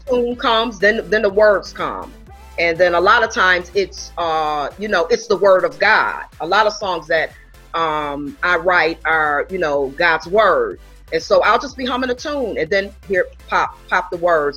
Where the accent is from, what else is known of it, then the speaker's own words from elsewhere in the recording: Buffalo, New York, United States; moved away as an adult; I'm originally from Buffalo, New York